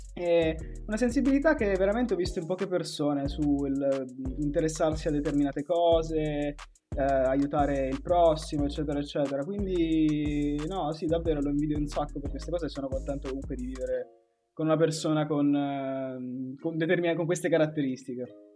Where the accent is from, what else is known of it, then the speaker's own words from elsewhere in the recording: Pescara, Abruzzo, Italy; moved away as an adult; now in Milan, Italy; sempre di Pescara, eh, storico